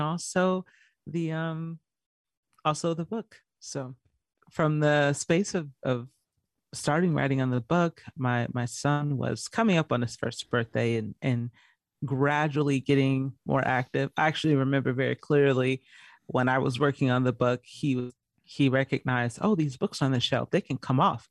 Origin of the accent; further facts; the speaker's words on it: Georgia, United States; also born or lived in California; now in Arizona, United States; I was born in California, raised in Georgia